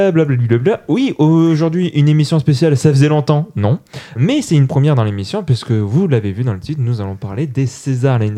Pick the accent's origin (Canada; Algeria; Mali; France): France; Toulouse, Occitania; je le je suis toulousain. Je le fais très mal parce que j'ai pas d'accent.